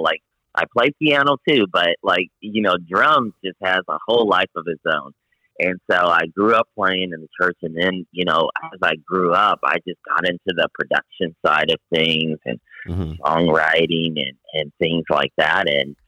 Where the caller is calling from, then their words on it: La Jolla, California, United States; I am calling in from La Jolla, California.